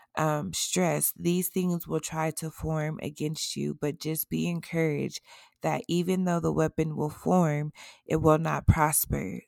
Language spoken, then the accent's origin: English; Colorado, United States; my home state in Aurora, Colorado, Inglewood, Castle Rock